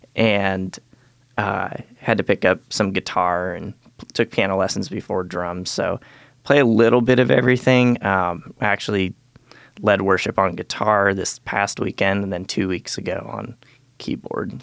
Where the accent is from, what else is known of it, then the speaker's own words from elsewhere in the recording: Galata, Montana, United States; I was born up in Galata, Montana.